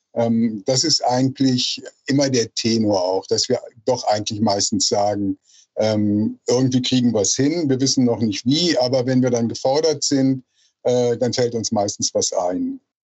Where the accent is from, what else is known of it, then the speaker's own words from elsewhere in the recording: Rhineland, Germany; moved away as an adult; also born or lived in Berlin; ich komme aus dem Rheinland und wollte im Rheinland bleiben